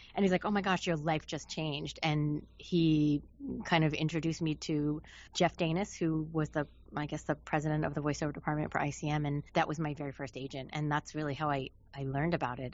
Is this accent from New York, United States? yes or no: yes; New York, United States; moved away as an adult; now in Los Angeles, United States; I'm from New York. Um, I was living in New York City right after I graduated high school